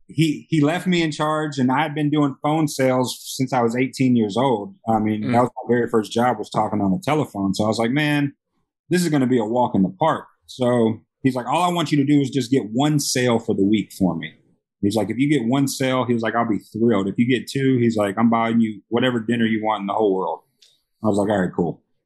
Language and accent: English; Memphis, Tennessee, United States; now in Las Vegas, United States; born and raised in Memphis, Tennessee.